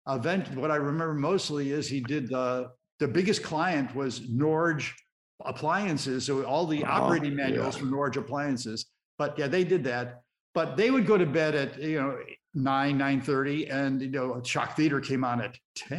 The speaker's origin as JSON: {"language": "English", "town": "Chicago", "region": "Illinois", "country": "United States", "tie": "born or raised there", "said": "I grew up in Chicago in the south side of the city, in an area called Gage Park"}